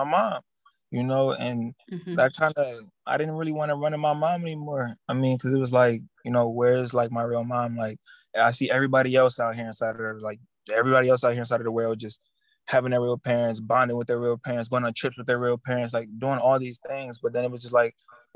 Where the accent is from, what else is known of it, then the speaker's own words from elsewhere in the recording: Cleveland, Ohio, United States; Originally, I'm from Cleveland, Ohio